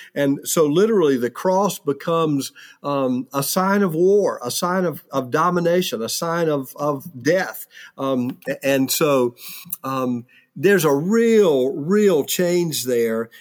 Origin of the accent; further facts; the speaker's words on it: South Carolina, United States; when I was a child growing up in the seventies and, and early eighties, I mean, in my small s, South Carolina town